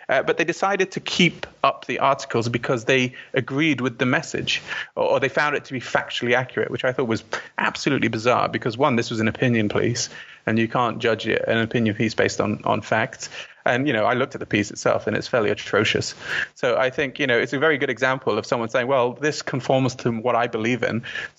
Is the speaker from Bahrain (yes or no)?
yes; Bahrain; also born or lived in London / Saudi Arabia; I was born in London, but when I was 6 months old, we moved to Saudi Arabia because of my dad's job. He was an engineer. So I lived in Saudi for 3 years. And then from Saudi, we moved to Bahrain